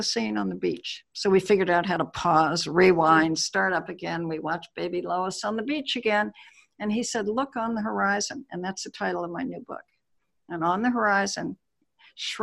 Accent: Honolulu, Hawaii, United States; moved away; I was born in Honolulu

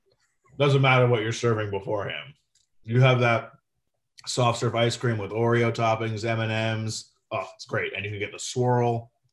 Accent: Florida, United States; born or raised there

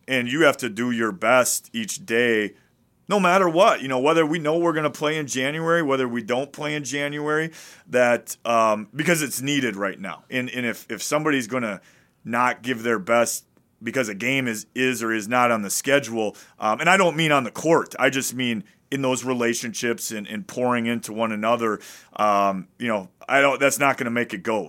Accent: Wisconsin, United States; I'm from Wisconsin

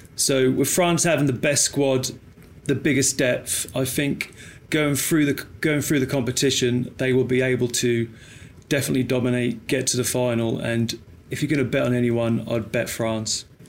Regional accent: England, United Kingdom; being English

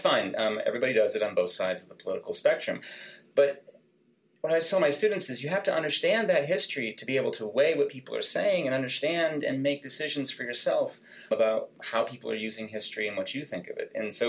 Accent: Texas, United States; moved away as an adult; also born or lived in Virginia; I grew up in Texas

